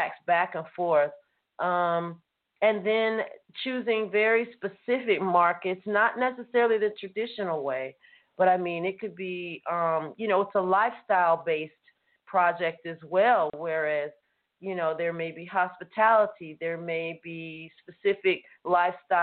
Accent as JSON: {"language": "English", "town": "Atlanta", "region": "Georgia", "country": "United States", "also_born_or_lived": "California / England", "moved": "yes", "said": "originally I'm from Atlanta"}